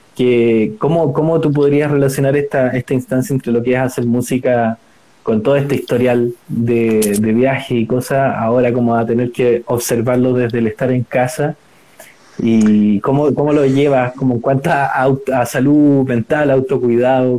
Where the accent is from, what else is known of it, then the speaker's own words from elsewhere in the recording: Chile; con mi visión como chileno